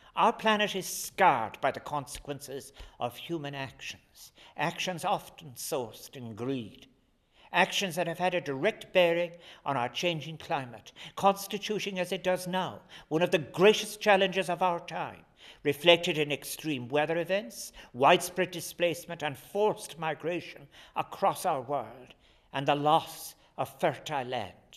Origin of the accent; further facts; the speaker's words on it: Ireland; our national patron, St. Patrick